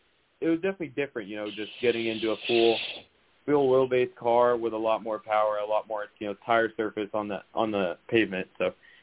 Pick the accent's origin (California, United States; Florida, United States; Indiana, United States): Florida, United States; Miami; I'm from Miami